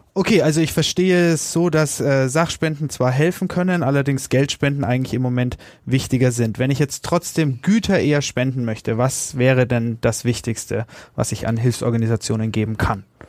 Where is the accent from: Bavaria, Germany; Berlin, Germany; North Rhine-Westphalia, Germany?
Bavaria, Germany; Upper Franconia; Genauer gesagt in meiner Heimat Oberfranken